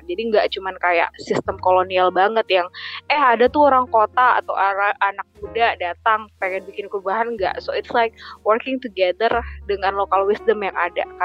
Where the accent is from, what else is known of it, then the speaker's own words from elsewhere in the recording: North Sumatra, Indonesia; kakekku uh, opungku kalau Batak tuh bilangnya opung kebetulan saya Batak